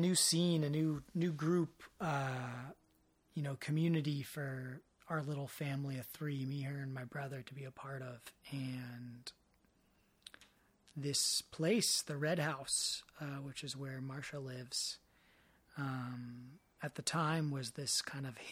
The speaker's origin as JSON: {"language": "English", "area": "Marin", "region": "California", "country": "United States", "tie": "born or raised there", "said": "growing up in Marin, the birthplace of mountain biking."}